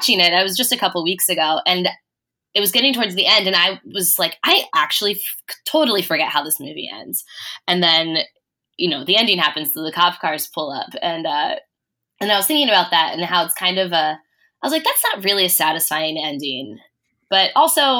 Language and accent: English; Cincinnati, Ohio, United States; I grew up in Cincinnati, Ohio